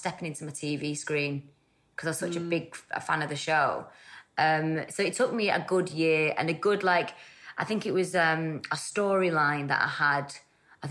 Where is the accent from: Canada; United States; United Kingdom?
United Kingdom; Salford, North West England; also born or lived in Stockport; I was born there, and then I moved to, like, Salford when I was, like, one. So I was brought up in Earlham in Salford